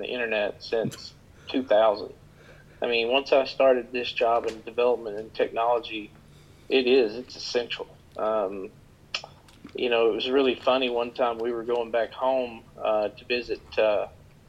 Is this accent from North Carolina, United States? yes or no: no; Elkhorn City, Kentucky, United States; now in Lexington, United States; I'm from Elkhorn City, actually, in eastern Kentucky, Pike County. And around 2000, I moved this way to Lexington